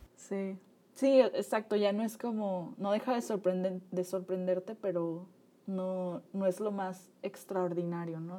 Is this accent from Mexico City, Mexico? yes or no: no; Nayarit, Mexico; mi juventud previa a la universidad, pues viví, crecí en Nayarit